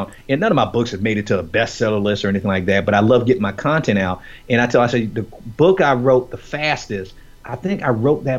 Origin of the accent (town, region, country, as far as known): Miami, Florida, United States; born or raised there